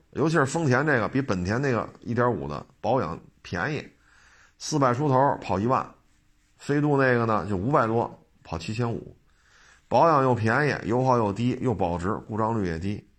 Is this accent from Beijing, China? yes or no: yes; Beijing, China; 我生在北京，长在北京